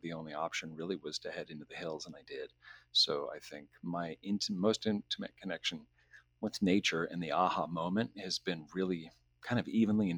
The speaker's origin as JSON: {"language": "English", "area": "Owens Valley", "region": "California", "country": "United States", "tie": "born or raised there", "moved": "yes", "lives_now": "Tucson, United States", "said": "So I was born in the Owens Valley, Payuhunadu, it's called in the Owens Valley language."}